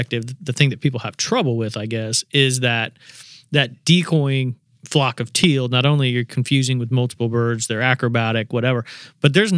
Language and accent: English; Indiana, United States; growing up in Indiana, we had a short little teal season